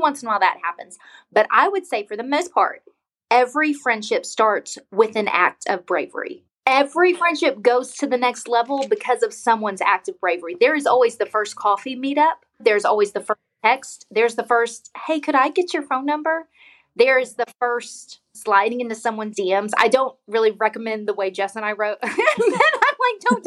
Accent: Texas, United States; also born or lived in Houston; I am from Texas. I live in West Texas. I've lived in Houston and now I live here

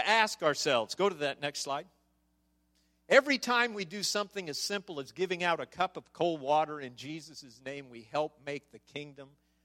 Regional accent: Nebraska, United States; I'm from Nebraska.

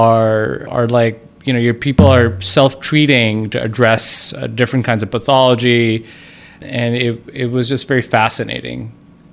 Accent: Pakistan; moved away as an adult; also born or lived in Brooklyn, New York; now in United States; I'm from Pakistan. I came over to this country almost 10 years ago, came here for training

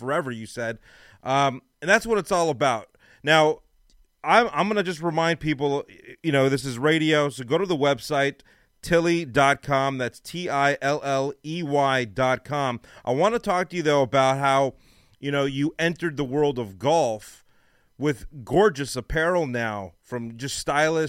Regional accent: Los Angeles, California, United States; now in Dallas, United States; I'm from Los Angeles, and I'm in Dallas

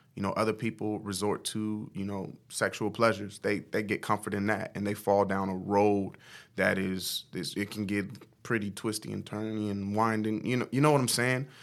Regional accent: Omaha, Nebraska, United States; also born or lived in Norfolk, Nebraska; I'm from Omaha, Nebraska, born and raised, lived there all of my life for the most part.

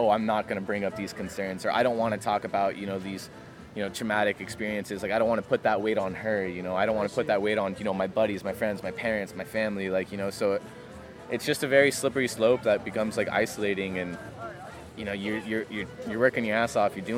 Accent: San Diego, California, United States; moved away as an adult; now in Oregon, United States; originally from, you know, San Diego, Pacific Beach, you know, stomping grounds is my hometown.

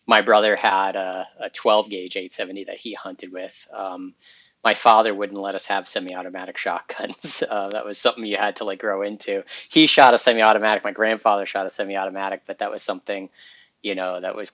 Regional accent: Massachusetts, United States; moved away as an adult; now in New Hampshire, United States; I grew up in Massachusetts

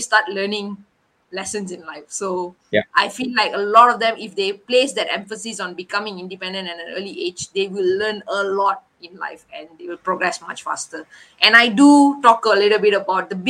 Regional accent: Malaysia; we were the first Malaysians

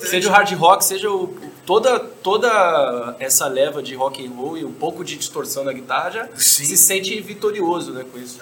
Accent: São Paulo, Brazil; also born or lived in United States; eu sou brasileiro, cresci em São Paulo

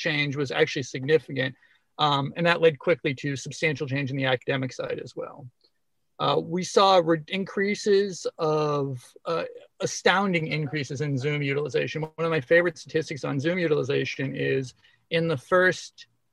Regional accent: Massachusetts, United States; I grew up in Massachusetts

